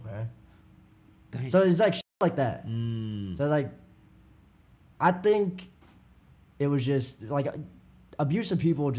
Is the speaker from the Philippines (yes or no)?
no; United States; I grew up in America, so my Vietnamese was only from what I know at home and what they spoke.